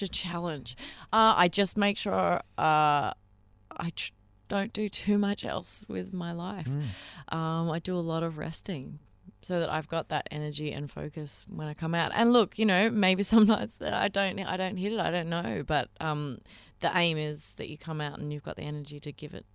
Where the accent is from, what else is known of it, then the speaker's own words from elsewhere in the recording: Melbourne, Victoria, Australia; Melbourne's my hometown